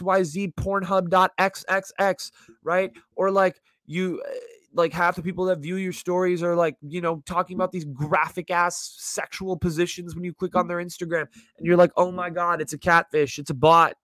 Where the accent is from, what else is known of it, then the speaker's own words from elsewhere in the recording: South Bay, Silicon Valley, California, United States; growing up in the Valley here in the Silicon Valley, in the Bay Area, in this part of the Bay, in the South Bay